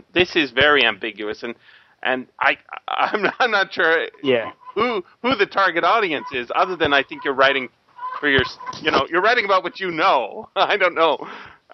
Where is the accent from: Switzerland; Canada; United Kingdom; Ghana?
Canada; I'm a Canadian, so I don't have the exact same background as Americans